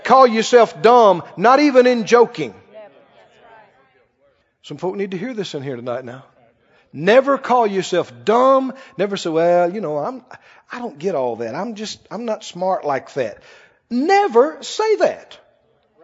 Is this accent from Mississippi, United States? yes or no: yes; Mississippi, United States; I come from Mississippi with red mud between my toes.